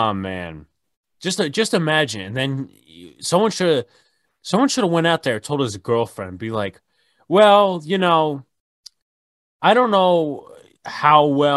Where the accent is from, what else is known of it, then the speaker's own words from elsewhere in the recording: New York, United States; also born or lived in Pennsylvania; I'm New Yorkers, so I could call it a Johnny Pump. But anyway – don't worry, I'm not one of them transplants. I was born in New York, moved to Pennsylvania, moved back to New York